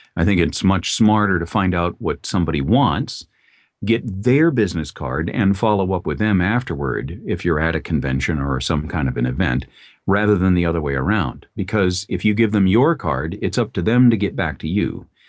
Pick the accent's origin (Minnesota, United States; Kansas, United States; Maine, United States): Minnesota, United States; Minneapolis; in the Twin Cities, where I grew up in Minnesota